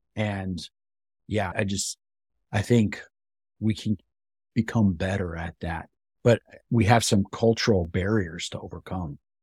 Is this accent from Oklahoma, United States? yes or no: no; West Texas, United States; I grew up in West Texas